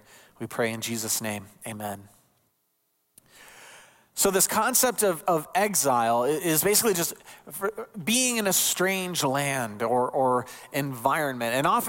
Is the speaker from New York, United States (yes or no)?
no; Ohio, United States; born there; also born or lived in Illinois; I was born in Ohio, lived in Illinois, had family in both states, so Indiana was always that long stretch we had to cross.